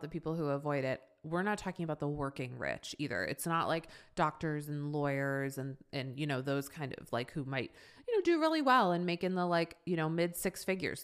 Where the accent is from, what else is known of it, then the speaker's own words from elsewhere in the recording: Boston, Massachusetts, United States; now in Los Angeles, United States; I'm from Boston